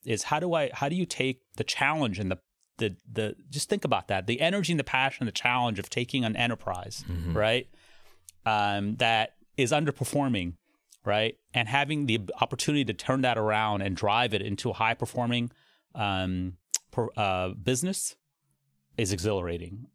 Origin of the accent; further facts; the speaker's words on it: Cincinnati, Ohio, United States; also born or lived in Toledo, Ohio; I grew up in Cincinnati